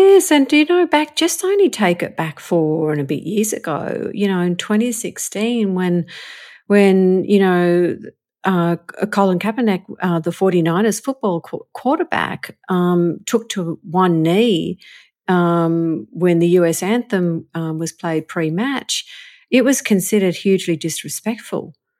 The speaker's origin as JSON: {"language": "English", "country": "Australia", "moved": "as an adult", "lives_now": "Los Angeles, United States", "said": "I'm an Australian like you and I'm, but I'm living here in America."}